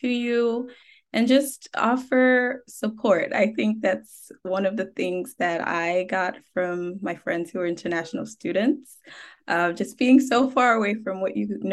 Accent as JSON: {"language": "English", "country": "Ghana", "moved": "yes", "said": "I am originally from Ghana"}